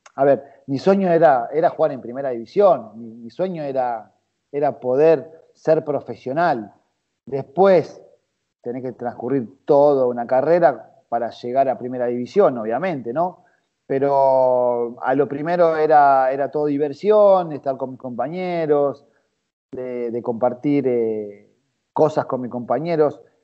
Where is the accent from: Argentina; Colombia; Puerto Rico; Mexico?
Argentina; Buenos Aires; yo nací, nací en el barrio de Saavedra